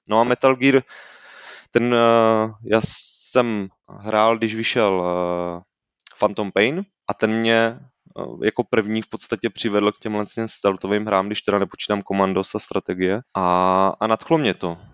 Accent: Brno, South Moravian Region, Czechia; já jsem z Brna, nejsem ze Slezska

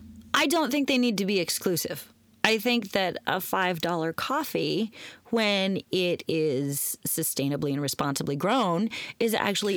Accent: Portland, Oregon, United States; moved away as an adult; also born or lived in Philadelphia; I grew up in Portland, home of roasters, right?

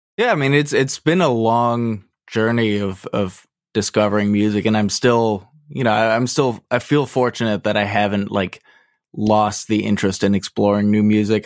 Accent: Massachusetts, United States; I grew up right around here, actually. I, I've been staying put

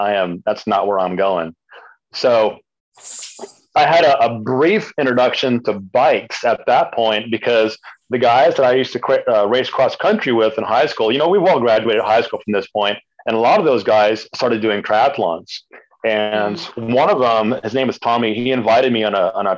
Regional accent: El Paso, Texas, United States; moved away as an adult; now in Austin, United States; I grew up in El Paso, Texas

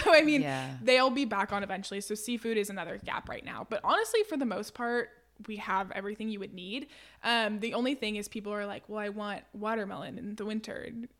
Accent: Stockton, California, United States; So I grew up in Stockton, California, and my family has cherries.

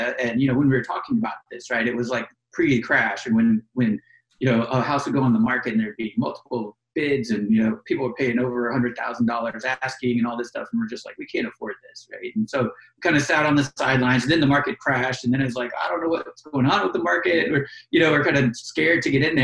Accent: Florida, United States; now in Washington, D.C., United States; I'm originally from Florida and I live near Orlando.

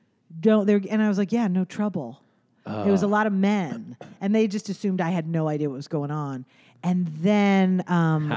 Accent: Cape Cod, Massachusetts, United States; I grew up on Cape Cod

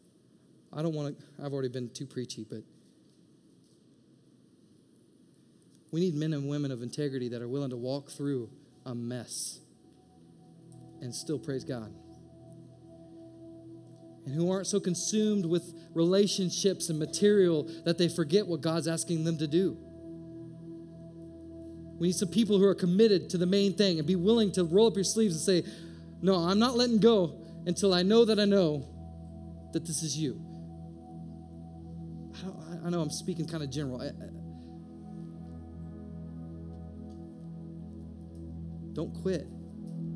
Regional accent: Indiana, United States; moved away as an adult; also born or lived in Maryland / San Diego; now in Atlanta, United States; We're from Indiana.

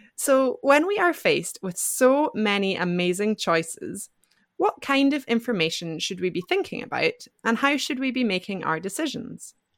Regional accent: Scotland, United Kingdom; moved away as an adult; now in France; from Scotland, and I live in France

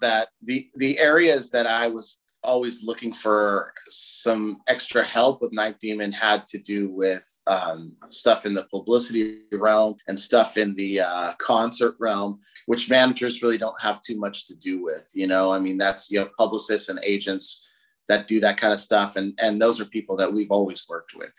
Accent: Southern California, United States; We're from Southern California

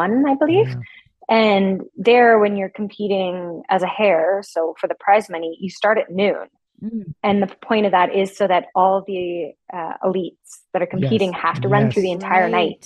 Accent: Alberta, Canada; also born or lived in Vancouver / Calgary; I was born and raised in Alberta.

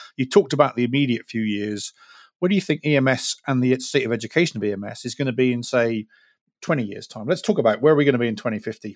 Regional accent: United Kingdom; now in United States; I'm a Brit talking to you, uh, in America.

